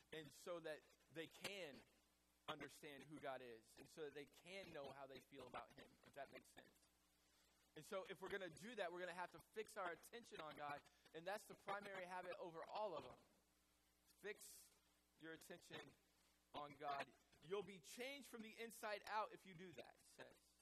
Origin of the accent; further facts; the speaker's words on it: the Bible Belt, United States; I grew up in the Bible Belt